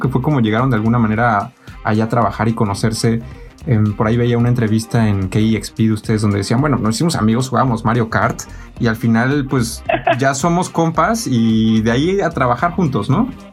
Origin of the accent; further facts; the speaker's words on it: Mexico; now in Germany; Yo, mexicano, que vive en Alemania